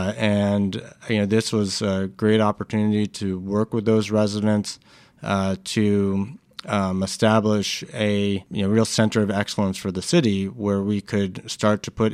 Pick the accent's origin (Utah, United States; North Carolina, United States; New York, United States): New York, United States; New York City; I'm a New Yorker. It's where I grew up.